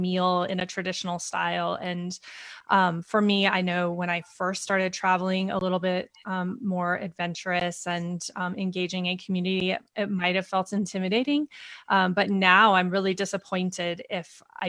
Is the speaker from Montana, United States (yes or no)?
yes; Montana, United States; moved away; I grew up in Montana